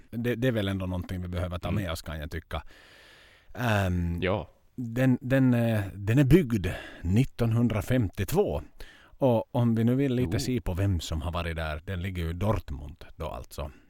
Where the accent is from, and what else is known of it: Finland